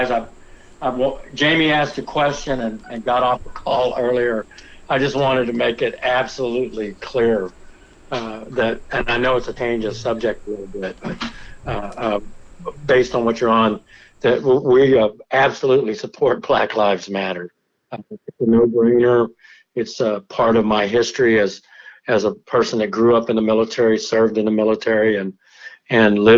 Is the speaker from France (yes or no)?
yes; France; born there; I'm not, I'm not a Native American. I was, I was born in France. My mother's French